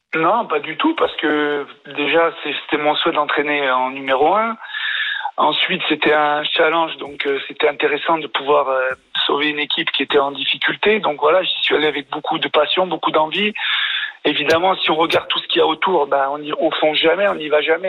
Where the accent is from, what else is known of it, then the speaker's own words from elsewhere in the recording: France; parce que je suis français